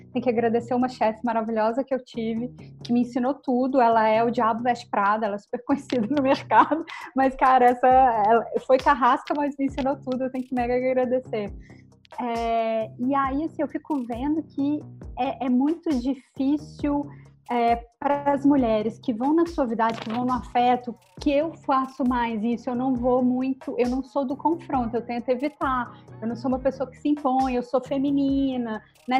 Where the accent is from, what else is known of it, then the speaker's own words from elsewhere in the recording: Brazil; Sou brasileira